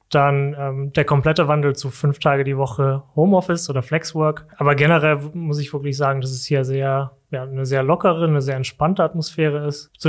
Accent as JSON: {"language": "German", "region": "Saarland", "country": "Germany", "moved": "as an adult", "lives_now": "Berlin, Germany", "said": "Ursprünglich komme ich aus dem Saarland. Ähm, ja, wegen dem Studium hat es mich dann nach Berlin verschlagen"}